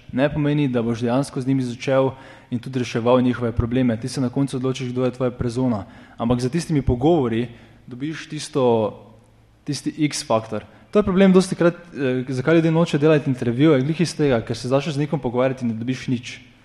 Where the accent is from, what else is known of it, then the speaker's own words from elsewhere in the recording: Maribor, Slovenia; iz Maribora